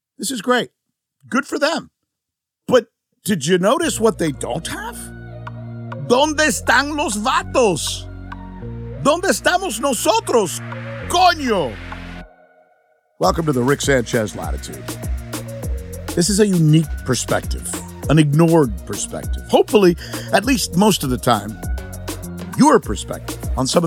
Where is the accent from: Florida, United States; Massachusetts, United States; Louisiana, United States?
Florida, United States; Miami; My hometown team, the Miami Hurricanes